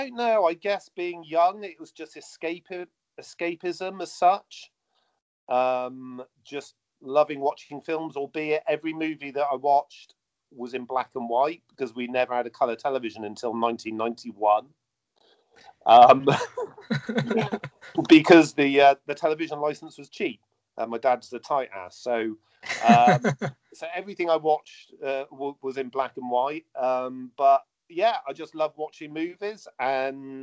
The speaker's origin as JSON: {"language": "English", "town": "Bristol", "region": "South West England", "country": "United Kingdom", "tie": "born or raised there", "said": "Bristol, my hometown"}